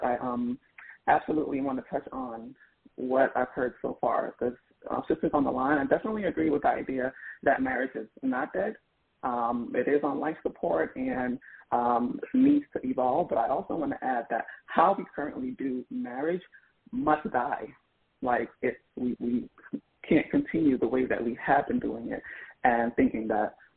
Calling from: Philadelphia, Pennsylvania, United States; calling from Philadelphia

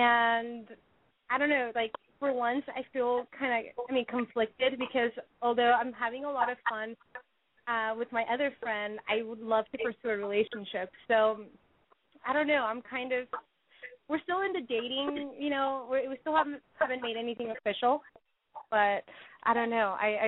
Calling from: San Francisco, California, United States; I am 20 years old, and I'm calling from San Francisco.

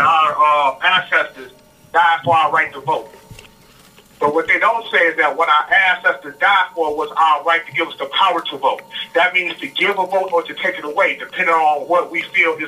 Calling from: Chicago, Illinois, United States; I'm calling from Chicago, Illinois.

